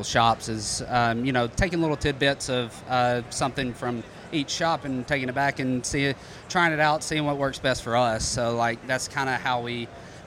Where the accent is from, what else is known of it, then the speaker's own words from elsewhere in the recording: North Alabama, United States; moved away as an adult; also born or lived in Columbus, Georgia; originally born and raised in North Alabama, grew up playing sports